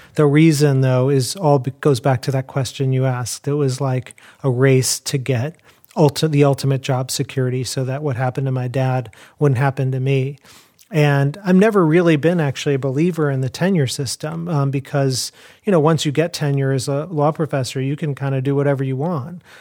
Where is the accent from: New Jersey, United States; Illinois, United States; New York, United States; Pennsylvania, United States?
Illinois, United States; Chicago; I grew up in Chicago.